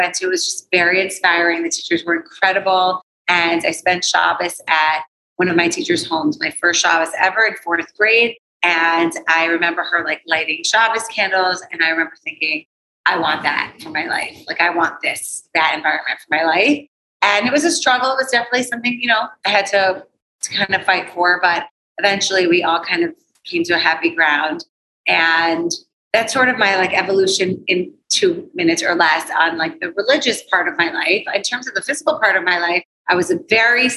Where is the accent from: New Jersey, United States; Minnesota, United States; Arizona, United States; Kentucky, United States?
New Jersey, United States; East Windsor; I was born and raised in Wind Rivers, New Jersey, which is a very small community, Exit 8 on the New Jersey Turnpike